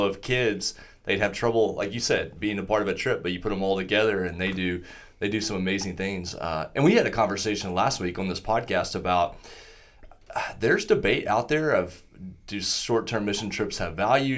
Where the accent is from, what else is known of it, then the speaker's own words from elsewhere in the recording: Southwest Oklahoma, United States; a little church I grew up in in Southwest Oklahoma